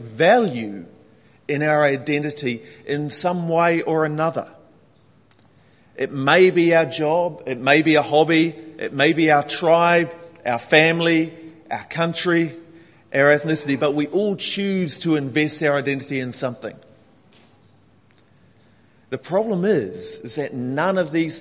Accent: New Zealand; now in Hong Kong; being a New Zealander

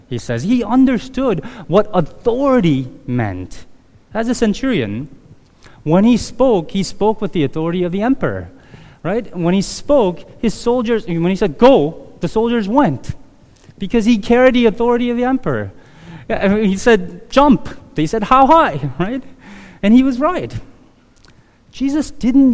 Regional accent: South Korea; moved away; in my neighborhood growing up in Korea in the early 80s

